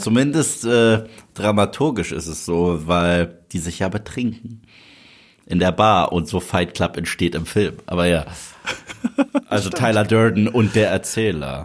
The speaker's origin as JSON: {"language": "German", "country": "Germany", "said": "du hörst sie nicht deutsch an. Mhm. Habe ich gesagt, doch bin ich."}